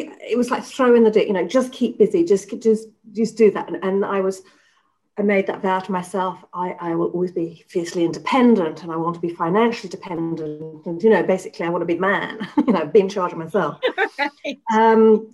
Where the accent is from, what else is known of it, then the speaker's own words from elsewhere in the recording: England, United Kingdom; moved away as an adult; So I was brought up in England. I spent the first 30 years of my life in England.